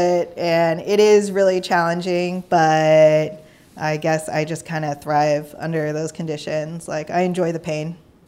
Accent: Bay Area, California, United States; I grew up in the Bay Area

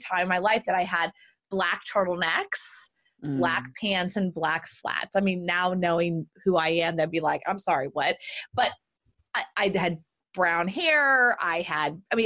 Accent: Southern Texas, United States; I'm Southern Texas

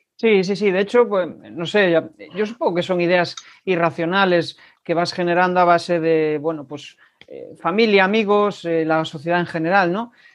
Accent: Galicia, Spain; como buenos gallegos

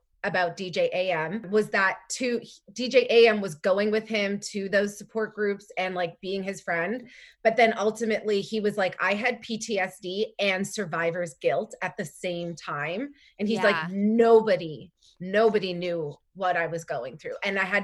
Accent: Canada; I'm Canadian

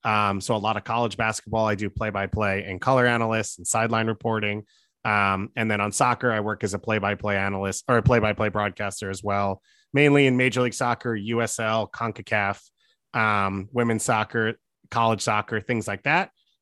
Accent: New York, United States; I am from New York. I live in New York because it's the greatest city in the world.

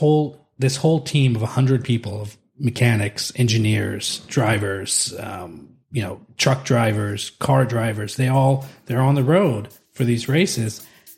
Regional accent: California, United States

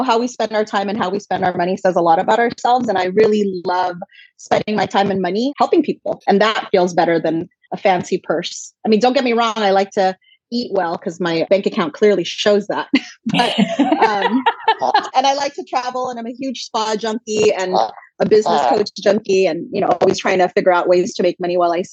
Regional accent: Los Angeles, California, United States; also born or lived in Philippines; I was born in the Philippines and raised in Los Angeles

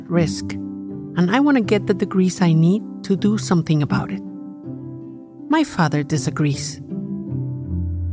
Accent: Cuernavaca, Morelos, Mexico; My hometown of Cuernavaca, Mexico

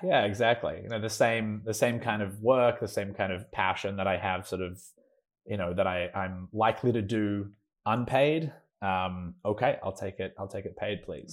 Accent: Melbourne, Victoria, Australia; moved away as an adult; now in Los Angeles, United States; I'm Australian. I, I lived in Melbourne my whole life, and then I, um, graduated, uh, from high school

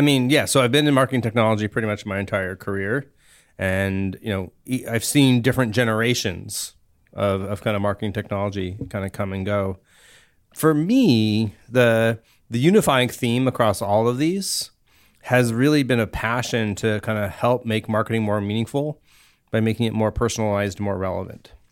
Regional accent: Cupertino, California, United States; also born or lived in Africa / Virginia; I actually grew up here in the Bay Area

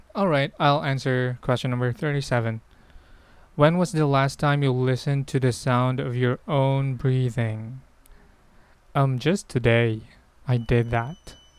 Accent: Philippines; I'm Filipino

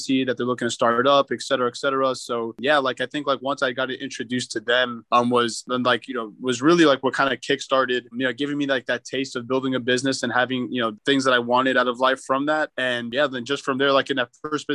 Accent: Miami, Florida, United States; also born or lived in Arkansas; I was born and raised in Miami

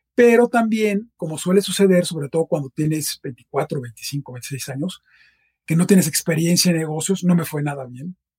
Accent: Mexico City, Mexico; also born or lived in Boston; yo nací en la Ciudad de México. He pasado la mayor parte de mi vida aquí.

